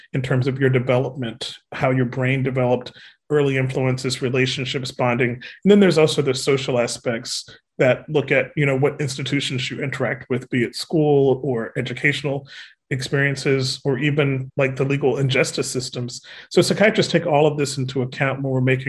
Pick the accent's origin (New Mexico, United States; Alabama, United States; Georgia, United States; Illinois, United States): Alabama, United States; I'm a Southerner. I'm from Alabama, and I'm proud of it